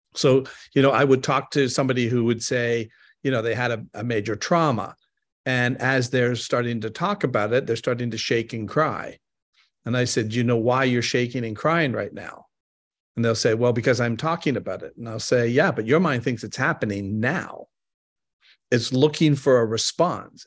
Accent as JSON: {"language": "English", "country": "Canada", "moved": "yes", "said": "I'm originally from Canada."}